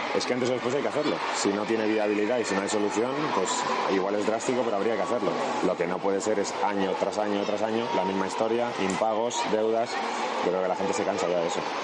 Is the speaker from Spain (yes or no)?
yes; Valladolid, Castile and León, Spain; moved away; soy de Valladolid